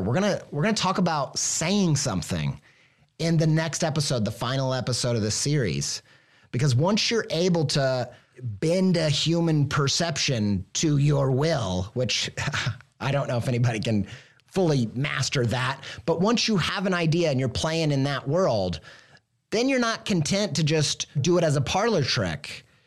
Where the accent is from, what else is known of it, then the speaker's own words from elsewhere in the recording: Midwest, United States; I'm an idiot from the Midwest